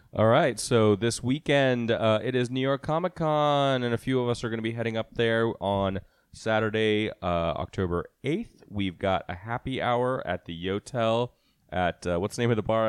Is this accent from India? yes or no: yes; India; moved away; when I was growing up in India